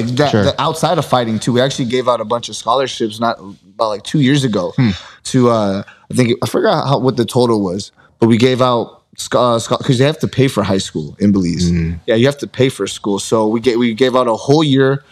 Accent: United States; I'm American

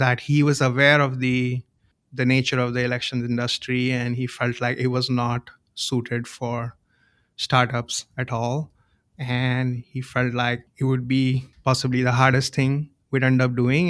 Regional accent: India; moved away; I grew up in India

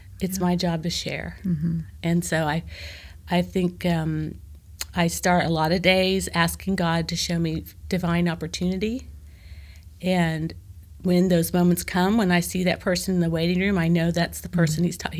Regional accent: Joplin, Missouri, United States; I'm from the Midwest. I'm from Joplin, Missouri. I'm from, you know, the Corn Belt.

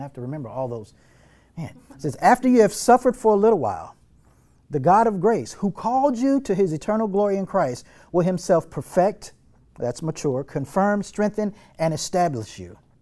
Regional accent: North Texas, United States; growing up in North Texas, living in North Texas

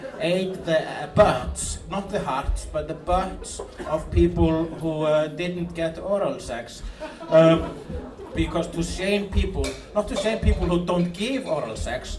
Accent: Iceland; I am an Icelandic person.

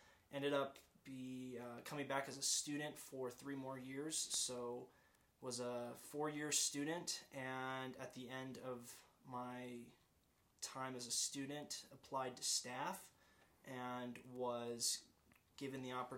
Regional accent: Pensacola, Florida, United States; I'm from Pensacola, Florida originally, Navy family, so bounced around a little bit, but Pensacola, Florida is home.

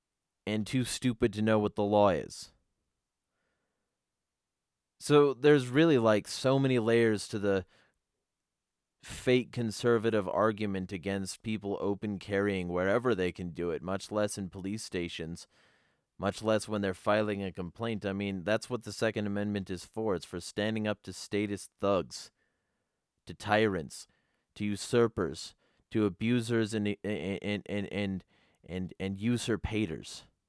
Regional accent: Michigan, United States; Although we are both from Michigan, James and myself have traveled to many states to promote freedom.

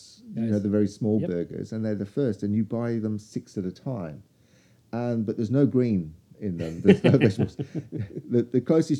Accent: Australia; and I told them I was from Australia.

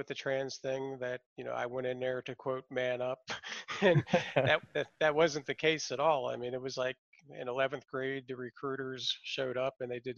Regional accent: Rockville, Maryland, United States; also born or lived in Washington, D.C.; I was born in Washington, D.C. I grew up in the suburbs of Rockville initially till I was about 13 years old

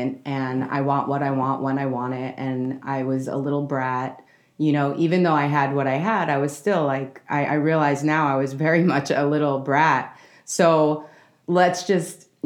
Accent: New York City, New York, United States; I'm from New York City, grew up in Manhattan

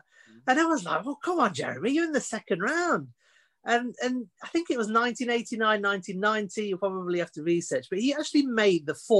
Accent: United Kingdom; born and bred in Britain. Obviously my parents are from India

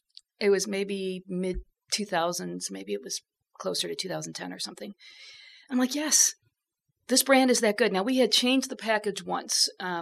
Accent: Chicago, Illinois, United States; I'm from Chicago.

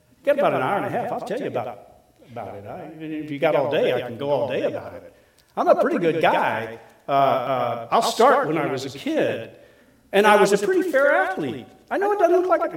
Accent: Collinsville, Illinois, United States; I grew up in Collinsville, at least I went to high school in Collinsville, Illinois.

